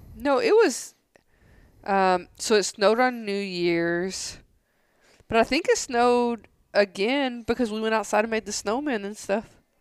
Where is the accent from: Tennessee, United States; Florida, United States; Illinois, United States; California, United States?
Tennessee, United States; now in San Angelo, United States; I grew up right next to a lake, so there's nothing different than this lake and Center Hill Lake, like, where I grew up in Tennessee